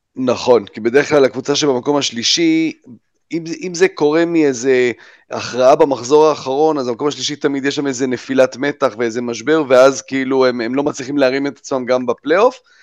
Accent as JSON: {"language": "Hebrew", "town": "Jerusalem", "region": "Jerusalem District", "country": "Israel", "tie": "born or raised there", "said": "אנחנו בירושלים גדלנו כולנו"}